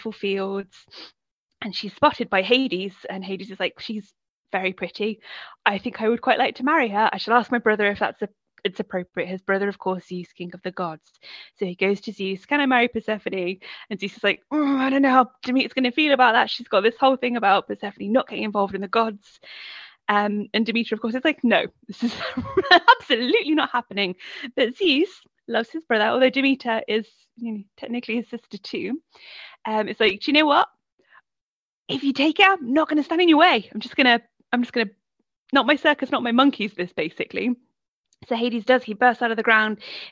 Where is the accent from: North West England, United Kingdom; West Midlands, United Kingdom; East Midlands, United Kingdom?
West Midlands, United Kingdom; Coventry; moved away; I grew up in Coventry, which is in the West Midlands, and now I live by the sea